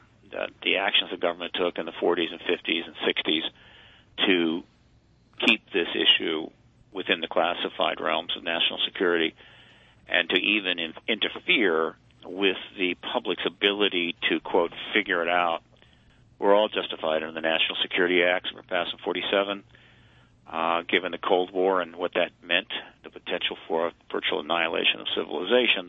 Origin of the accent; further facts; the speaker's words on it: United States; I'm an American